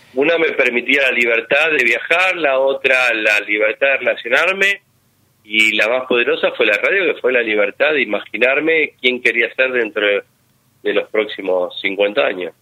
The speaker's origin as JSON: {"language": "Spanish", "town": "Quilmes", "region": "Buenos Aires Province", "country": "Argentina", "said": "Yo soy de Quilmes, escucho mucho radio zonal"}